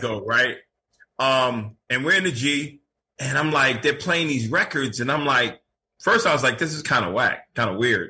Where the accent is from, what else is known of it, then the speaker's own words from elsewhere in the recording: New York City, New York, United States; now in Florida, United States; born in Brooklyn, raised in Queens, and back and forth to Brooklyn.